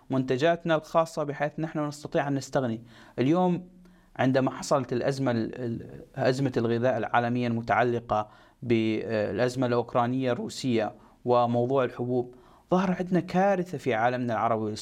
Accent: Egypt; اليوم انا كمصري لدي عماله ولدي قدره على آه، على تطوير

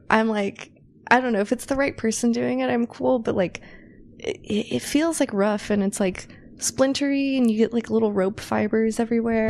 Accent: north of Sacramento, Northern California, United States; also born or lived in San Francisco Bay Area / Los Angeles; now in Las Vegas, United States; I'm originally from Northern California

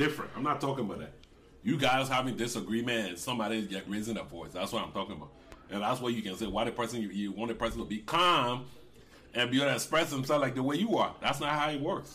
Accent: Liberia; now in United States; I was born in Liberia

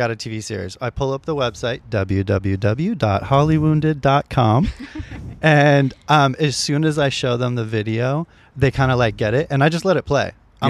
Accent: the Bay Area, California, United States; now in Los Angeles, United States; I'm from the Bay

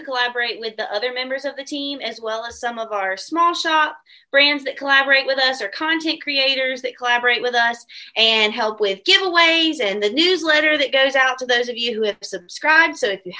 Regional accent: the South, United States; also born or lived in Orlando, Florida; I'm from the South. I'm a Southern girl.

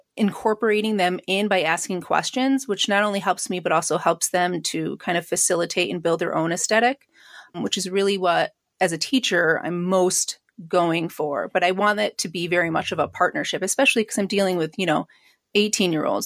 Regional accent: Syracuse, New York, United States; I grew up in Syracuse

